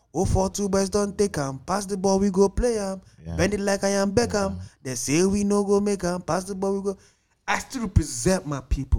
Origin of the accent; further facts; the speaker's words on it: Udi, Enugu State, Nigeria; I'm from Udi.